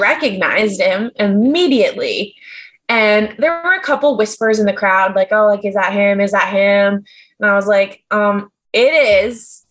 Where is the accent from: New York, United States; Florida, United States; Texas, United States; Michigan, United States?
New York, United States; As a New Yorker